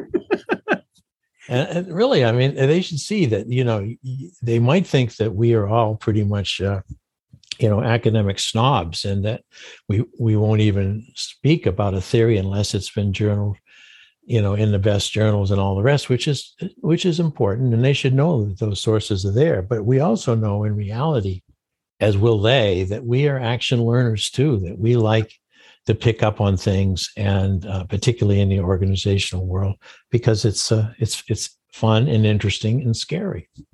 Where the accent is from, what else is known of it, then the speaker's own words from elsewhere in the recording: Maine, United States; I grew up in Maine